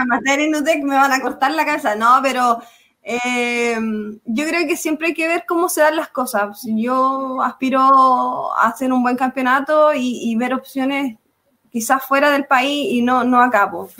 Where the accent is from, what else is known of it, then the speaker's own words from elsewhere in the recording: Chile; gritando nuestros nombres, así como chilenas